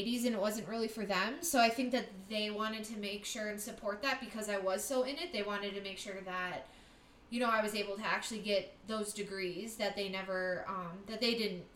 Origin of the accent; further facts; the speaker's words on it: Wisconsin, United States; also born or lived in California; I was originally born in California, and I lived there until I was like first grade. And my parents are from Wisconsin, so they took my sister and I, and we moved back to Wisconsin